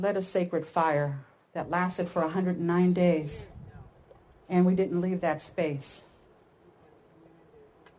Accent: Oakland, California, United States; I grew up in Oakland

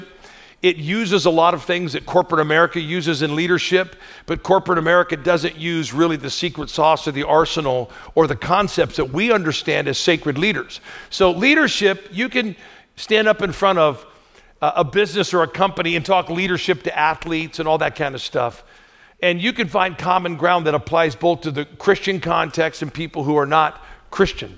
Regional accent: the Northwest, Pacific Northwest, United States; I grew up in the Northwest, lots of rain, lots of weeds.

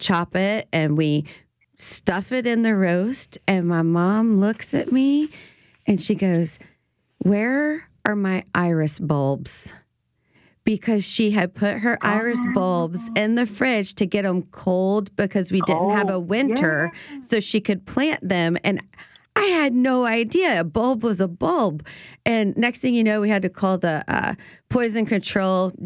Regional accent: Ascension Parish, South Louisiana, United States; I grew up in Ascension Parish

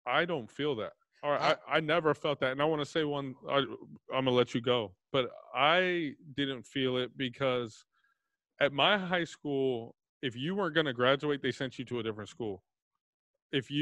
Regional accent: Plano, Texas, United States; I'm from Plano, Texas

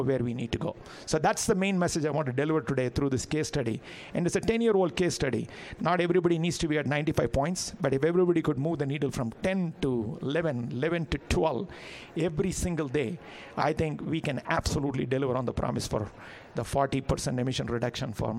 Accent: India; as an Indian

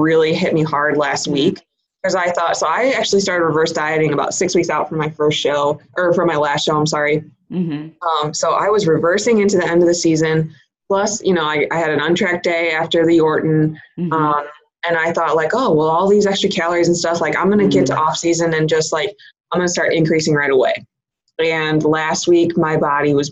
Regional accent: Chicago, Illinois, United States; moved away as an adult; now in Virginia, United States; I'm originally from Chicago

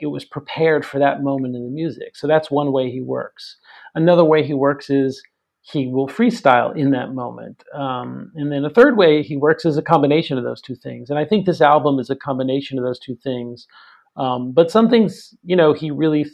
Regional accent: New York City, New York, United States; grew up in New York City area

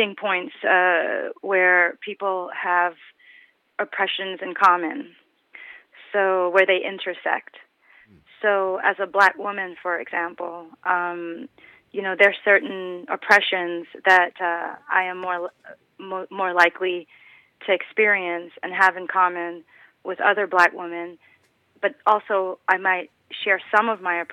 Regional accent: New York City, New York, United States; moved away as an adult; now in Copenhagen, Denmark; I'm originally from Brooklyn, New York

